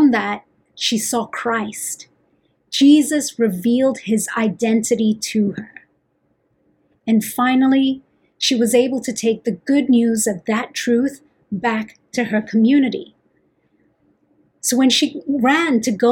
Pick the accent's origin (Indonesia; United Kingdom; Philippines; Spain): Philippines; moved away as an adult; now in United States; as a Filipina. When I migrated here to the US 8 years ago